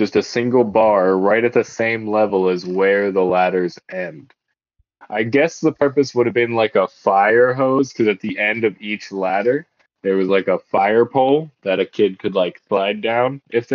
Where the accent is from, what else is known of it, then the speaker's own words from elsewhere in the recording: Myakka City, Florida, United States; I grew up in Myakka